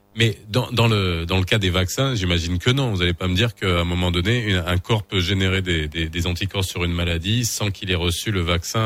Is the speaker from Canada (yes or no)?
no; Morocco; chez nous au Maroc